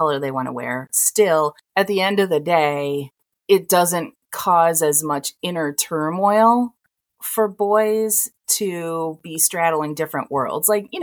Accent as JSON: {"language": "English", "town": "Toledo", "region": "Ohio", "country": "United States", "moved": "yes", "said": "I came from Toledo, Ohio."}